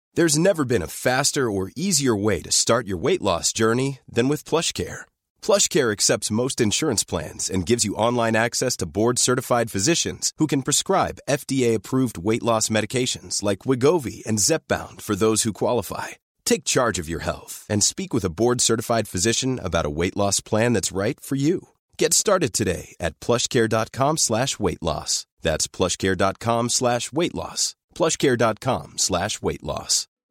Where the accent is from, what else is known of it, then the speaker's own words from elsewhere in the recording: San Jose, California, United States; moved away as an adult; also born or lived in San Francisco; I grew up in San Jose.